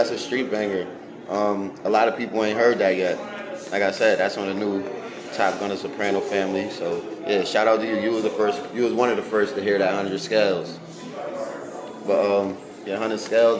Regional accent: Buffalo, New York, United States; growing up in Buffalo, it was hard

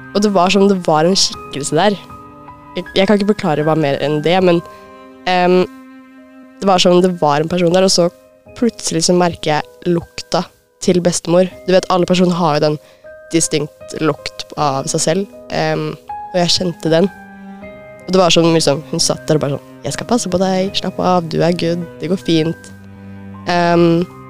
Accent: Lillestrøm, Akershus, Norway; jeg kommer fra Lillestrøm

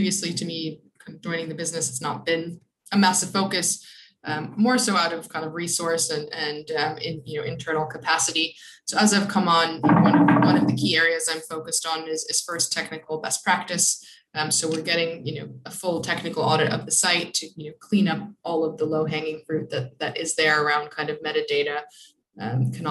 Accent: Buffalo, New York, United States; moved away; I'm from Buffalo, New York

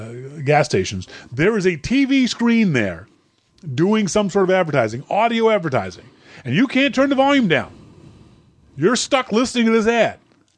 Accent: Canada; hi, I'm Canadian, here's my passport, can I come into your country?

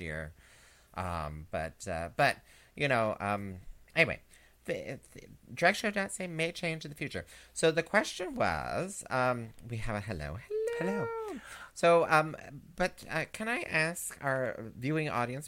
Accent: Canada; us Canadians

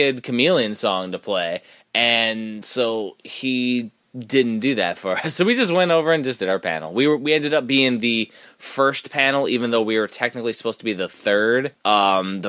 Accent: Midwest, United States; we're from the Midwest

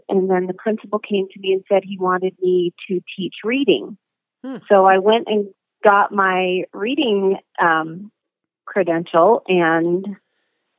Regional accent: Sacramento, California, United States; also born or lived in Logan, Utah; now in Vernal, United States; I grew up in Sacramento, California

